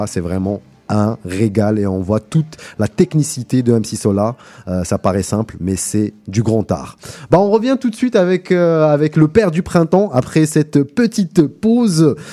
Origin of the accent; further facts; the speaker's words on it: El Karma, Oran Province, Algeria; moved away as an adult; now in Montreal, Canada; ma ville natale, à Al-Karma, un petit village dans la grande ville Oran, Oran qui est la, la, deuxième ville d'Algérie